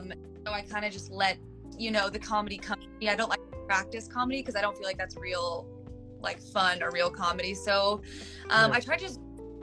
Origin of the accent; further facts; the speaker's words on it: California, United States; now in Los Angeles, United States; I came from Northern California. I didn't know anyone in LA.